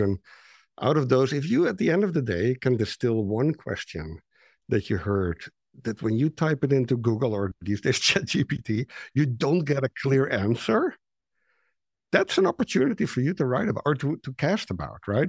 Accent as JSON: {"language": "English", "country": "Netherlands", "second_language": "English", "moved": "as an adult", "said": "I'm Dutch, you know, I'm, my English is not great"}